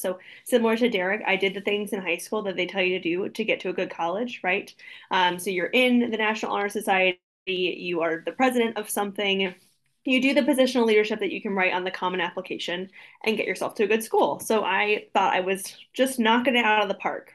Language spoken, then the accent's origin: English; Ohio, United States; moved away as an adult; now in Florida, United States; I'm from Ohio originally, which is always really important to my story growing up in a small town